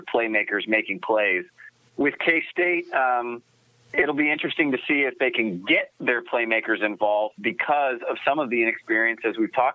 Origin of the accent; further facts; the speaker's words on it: Memphis, Tennessee, United States; I was born in Memphis